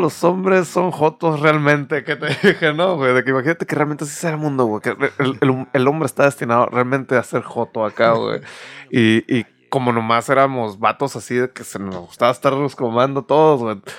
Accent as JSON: {"language": "Spanish", "region": "northern Mexico", "country": "Mexico", "said": "soy demasiado norteño"}